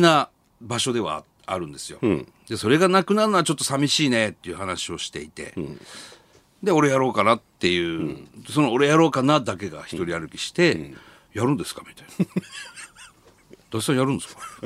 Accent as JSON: {"language": "Japanese", "town": "Sendai", "region": "Miyagi", "country": "Japan", "moved": "as an adult", "lives_now": "Tokyo, Japan", "said": "僕らが、まあ、仙台から上京して"}